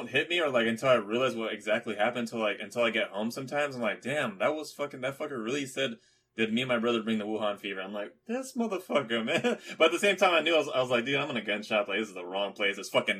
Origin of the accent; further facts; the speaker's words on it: Philippines; I'm Filipino.